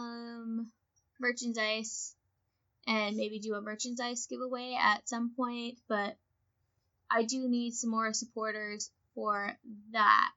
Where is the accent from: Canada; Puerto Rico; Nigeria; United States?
Canada; things we identify as Canadian